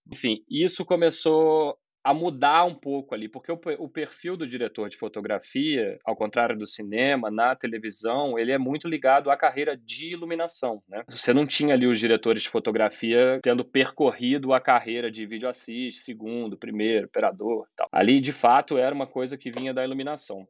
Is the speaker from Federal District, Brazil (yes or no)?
no; Juiz de Fora, Minas Gerais, Brazil; moved away as an adult; also born or lived in São João del Rei, Brazil; eu sou mineiro, né, de São João del Rei. Com 10 anos, eu já morava em Juiz de Fora, que é uma outra cidade de Minas e onde eu fiquei até meus 25 anos